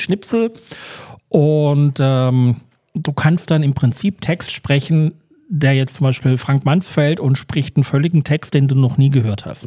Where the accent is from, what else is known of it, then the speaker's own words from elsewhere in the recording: Germany; wir sind Deutsche